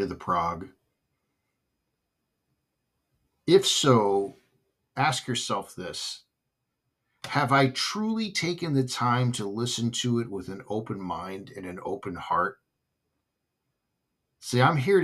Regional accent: Southern California, United States; when I grew up in Southern California

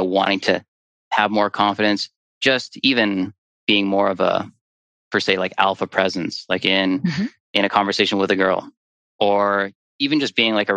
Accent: Thunder Bay, Ontario, Canada; I played university basketball for a year for my hometown, Lakehead University

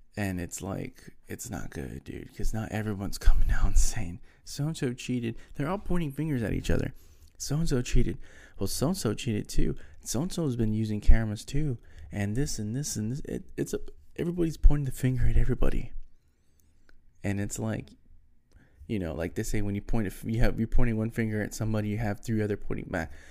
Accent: Texas, United States; now in Houston, United States; I'm from Texas

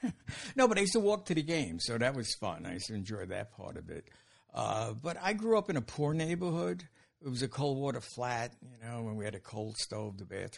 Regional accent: New York City, New York, United States; I'm from Brooklyn, raised there. Spent my childhood there, went to high school there. got married there.

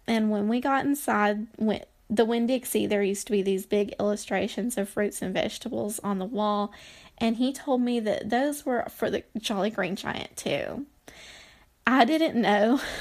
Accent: Anniston, Alabama, United States; moved away; Anniston, Alabama is sort of my hometown. I lived there for most of my formative years

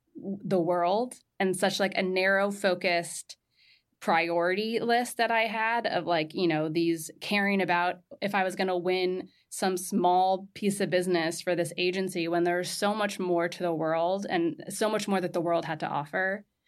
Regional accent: Southern California, United States; moved away as an adult; also born or lived in Marrakesh, Morocco; now in New York, United States; I'm from Southern California. So right in between Santa Barbara and L A, ten minutes inland from Malibu.

